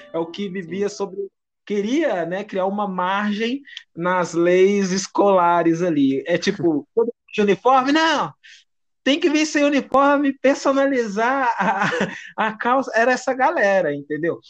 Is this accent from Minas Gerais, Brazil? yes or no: yes; Minas Gerais, Brazil; aqui eu sou do Sudeste, um pouquinho aqui em Minas uhum. Gerais